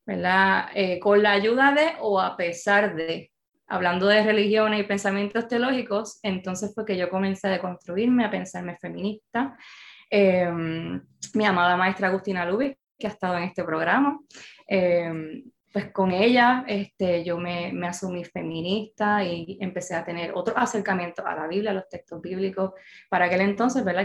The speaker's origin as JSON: {"language": "Spanish", "town": "Bayamón", "country": "Puerto Rico", "said": "soy bayamonesa"}